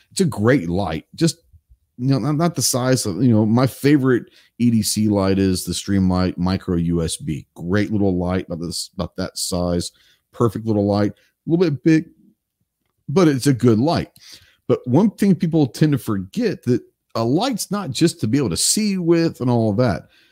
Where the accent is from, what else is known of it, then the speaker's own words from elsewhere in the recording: Texas, United States; from the great state of Texas, my home state